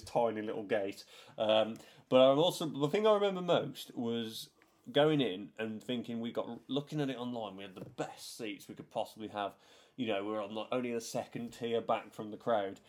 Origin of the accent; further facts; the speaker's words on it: United Kingdom; a British fan